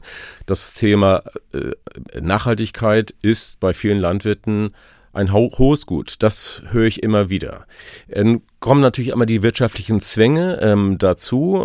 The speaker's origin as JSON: {"language": "German", "town": "Glücksburg", "region": "Schleswig-Holstein", "country": "Germany", "tie": "born or raised there", "said": "ich bin an der Ostsee geboren. Mein, äh, meine Sandkiste war der Strand in Glücksburg tatsächlich. Äh, meine Mutter ist äh, gefühlt jeden Morgen mit mir zum Strand gelaufen in Glücksburg und ähm, da bin ich groß geworden"}